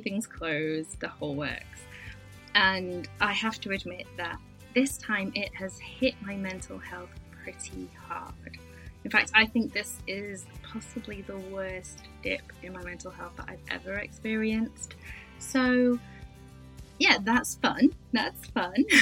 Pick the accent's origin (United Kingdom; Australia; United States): United Kingdom; I'm British